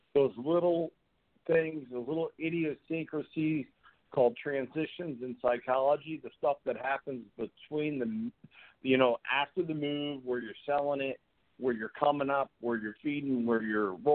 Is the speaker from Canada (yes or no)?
yes; Canada; I'm from Canada